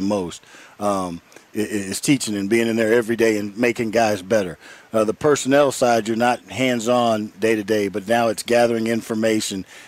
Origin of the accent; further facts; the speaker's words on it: Houston, Texas, United States; I grew up in Houston, Texas